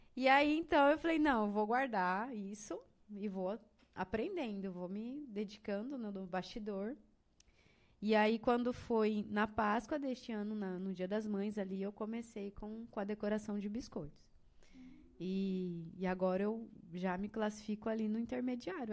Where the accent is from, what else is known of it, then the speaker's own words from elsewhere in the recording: Sidrolândia, Mato Grosso do Sul, Brazil; moved away as an adult; also born or lived in Tangará da Serra; now in Rondonópolis, Brazil; eu sou do Mato Grosso do Sul, de Cidrolândia